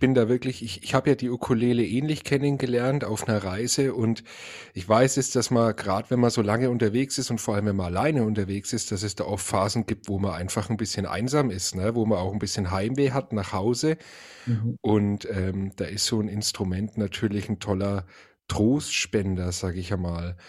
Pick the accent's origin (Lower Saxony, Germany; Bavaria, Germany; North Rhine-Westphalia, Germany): Bavaria, Germany; Franconia; Ich als Franke